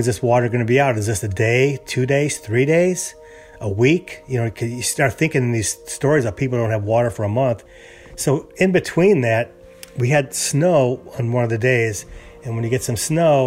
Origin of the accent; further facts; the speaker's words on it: Chicago, Illinois, United States; moved away as an adult; also born or lived in California; now in Houston, United States; I'm originally from Chicago, and we lived there many years